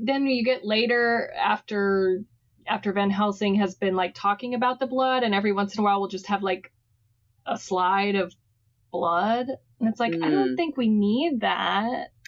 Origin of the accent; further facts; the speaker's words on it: Texas, United States; as a Texan